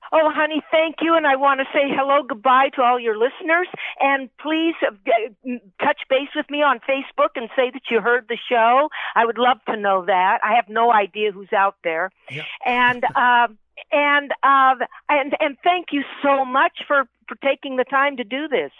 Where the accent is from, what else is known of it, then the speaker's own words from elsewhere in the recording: San Fernando, California, United States; I was born and raised in San Fernando, California, in the San Fernando Valley